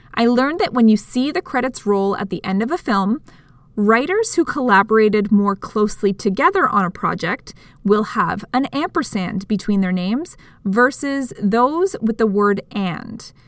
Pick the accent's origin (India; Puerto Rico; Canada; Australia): Canada; speaking as a Canadian